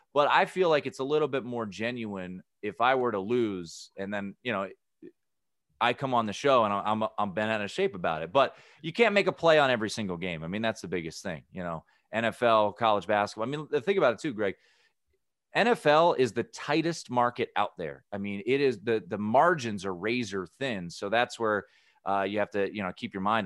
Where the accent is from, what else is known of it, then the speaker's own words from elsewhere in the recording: Washington, District of Columbia, United States; my hometown, Washington, D C